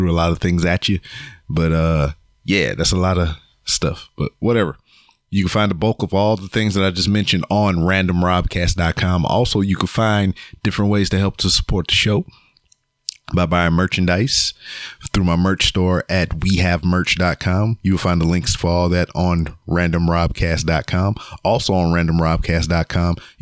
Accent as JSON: {"language": "English", "town": "Lake Charles", "region": "Louisiana", "country": "United States", "said": "I'm from Lake Charles, Louisiana"}